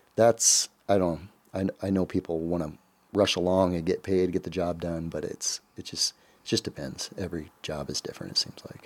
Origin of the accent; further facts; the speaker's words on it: Council Bluffs, Iowa, United States; moved away as an adult; also born or lived in Glenwood, Iowa; I'm originally from Council Bluffs